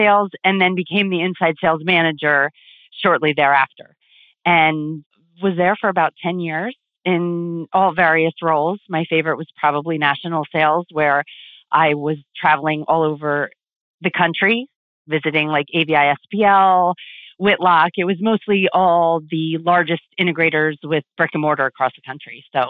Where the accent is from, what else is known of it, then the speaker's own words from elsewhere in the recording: Clinton, New Jersey, United States; in Clinton, New Jersey, where I was born and raised.